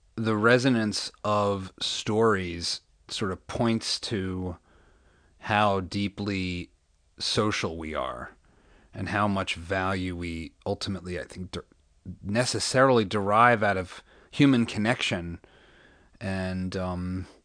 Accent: Allentown, Pennsylvania, United States; also born or lived in Philadelphia / New York; now in Texas, United States; I was born in Philadelphia, and like my whole family is Italian.

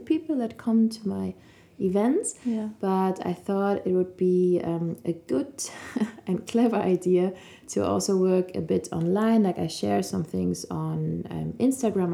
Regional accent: Cologne, North Rhine-Westphalia, Germany; now in Munich, Germany; I'm from Cologne, like you

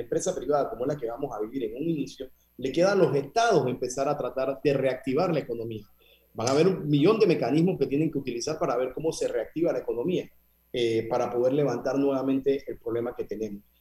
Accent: Panama; nosotros como panameños

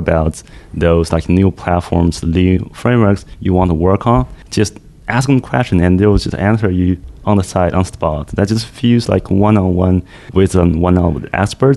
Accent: China; now in Toronto, Canada; I'm from China, apparently, but I'm now living and working in Canada, Toronto.

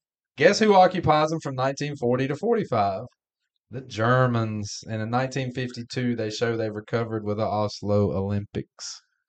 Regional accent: Canada; I'm going to say New Zealand because I'm Canadian.

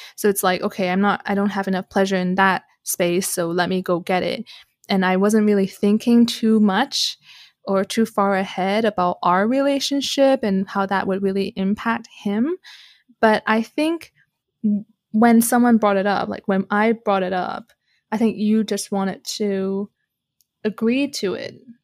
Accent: Canada; I'm Canadian

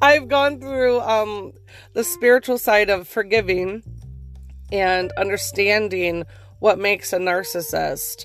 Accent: Northeast, United States; I'm from the Northeast when I say pop

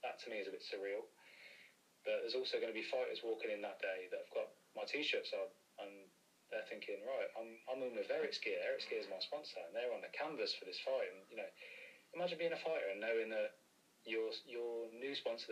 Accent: Coventry, West Midlands, United Kingdom; I'm from Coventry as well

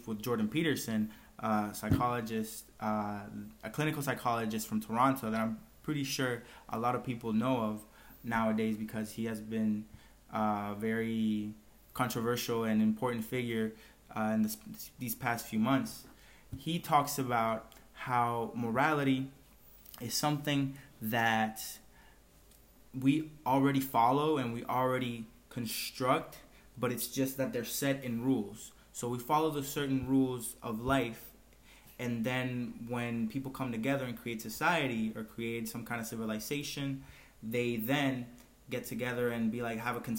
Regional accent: Dominican Republic; we are from the Dominican Republic

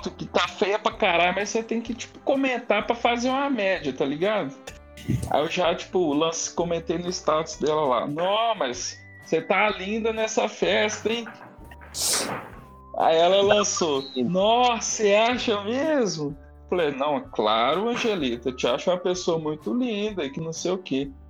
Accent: Guarulhos, São Paulo, Brazil; born there; nasci aqui em Guarulhos e tal.

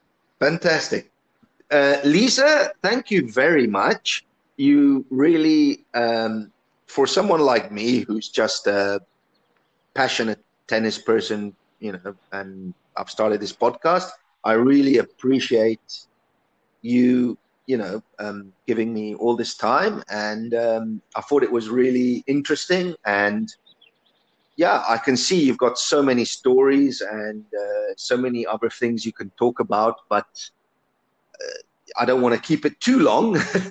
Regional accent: Italy; moved away; I grew up in Italy.

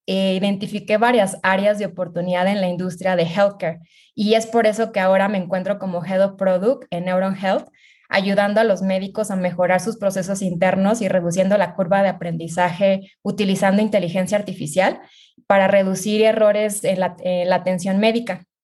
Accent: Mexico; soy mexicana

